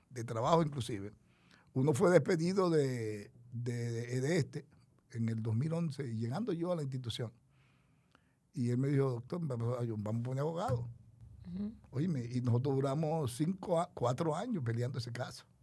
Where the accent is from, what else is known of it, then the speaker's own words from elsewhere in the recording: Barahona, Dominican Republic; Nosotros vinimos de Barahona. Mi familia, mi papá murió muy joven.